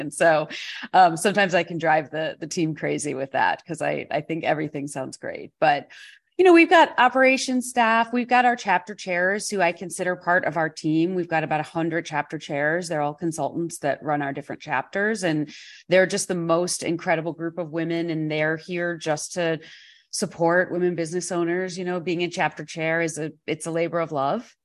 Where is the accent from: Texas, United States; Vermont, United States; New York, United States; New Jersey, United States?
New York, United States; being a New Yorker